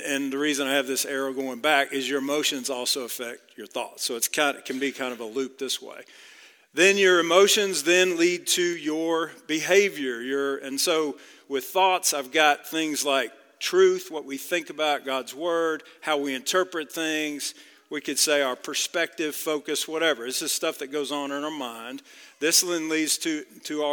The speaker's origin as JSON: {"language": "English", "area": "outside of Dallas", "region": "Texas", "country": "United States", "tie": "born or raised there", "said": "Grew up about 30 miles outside of Dallas"}